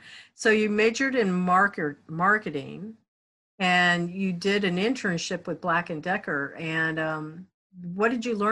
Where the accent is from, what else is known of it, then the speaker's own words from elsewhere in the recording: Kansas, United States; now in Florida, United States; I was born in Kansas.